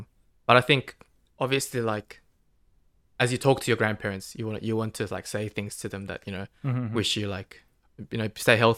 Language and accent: English; Australia; I'm an Aussie